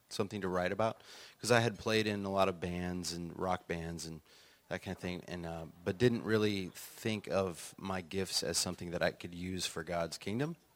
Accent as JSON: {"language": "English", "region": "Illinois", "country": "United States", "tie": "born or raised there", "also_born_or_lived": "Florida", "lives_now": "Nashville, United States", "said": "No, uh, I grew up partly in Illinois and partly in Florida, but I've been in Nashville for uh, almost 20 years uh, and all my children were born there. So it feels like Nashville is home now."}